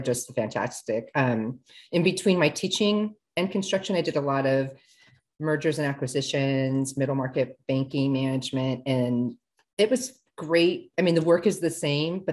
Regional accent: Singapore; moved away; I was born in Singapore

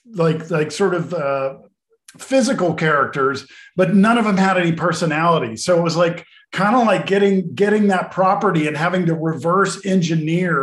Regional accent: Arkansas, United States; I'm from Arkansas

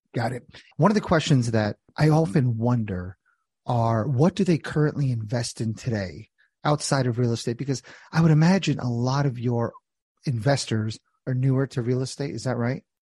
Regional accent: New Jersey, United States; I'm from Jersey

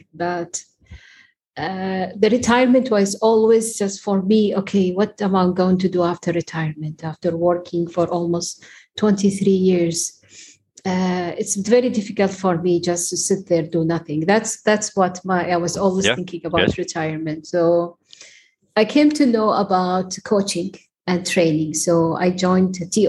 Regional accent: Kuwait; moved away as an adult; now in Oman; originally I'm from Kuwait, but I'm based in Oman. I've been living there for almost 34 years now

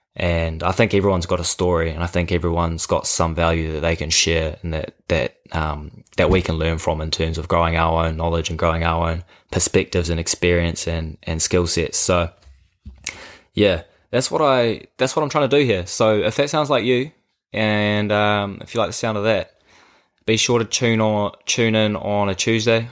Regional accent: Karaka, Auckland, New Zealand; I grew up in Karaka, a small little town just south of Auckland.

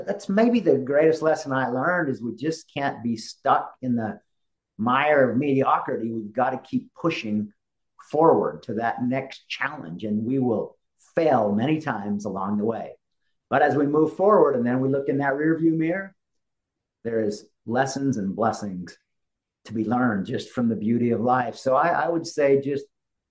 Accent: Utah, United States; growing up the way I grew up in Utah and the Rocky Mountains

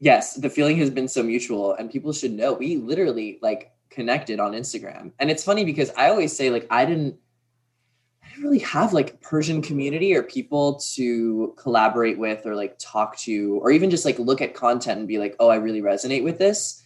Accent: Brookline, Massachusetts, United States; moved away as an adult; now in New York, United States; Born and raised Boston, Massachusetts, in Brookline. And then I moved to New York like four years ago after I graduated

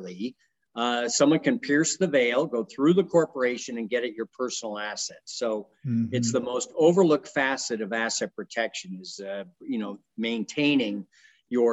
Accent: San Francisco Bay Area, California, United States; moved away as an adult; also born or lived in Washington, D.C.; now in Reno, United States; I grew up in the San Francisco Bay Area

